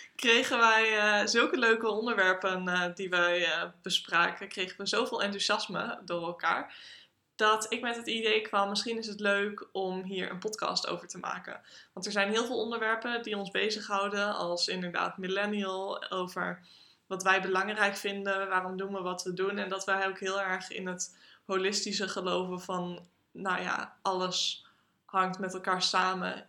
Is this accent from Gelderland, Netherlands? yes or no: no; Groningen, Netherlands; Ik kom uit Groningen en ik woon in Groningen.